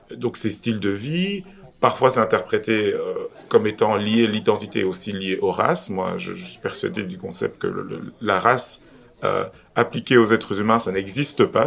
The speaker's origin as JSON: {"language": "French", "country": "Belgium", "said": "en tant que Belge d'origine étrangère"}